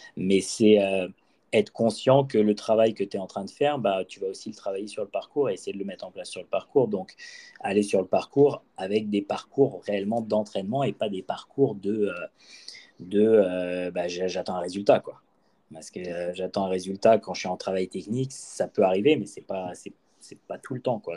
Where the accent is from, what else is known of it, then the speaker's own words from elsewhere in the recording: Brittany, France; also born or lived in Bordeaux; je viens quand même de Bretagne